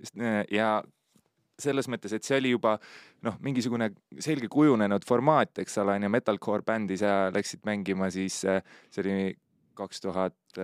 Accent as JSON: {"language": "Estonian", "town": "Pärnu", "region": "Pärnu County", "country": "Estonia", "said": "mu taust on see, et ma olen Pärnust"}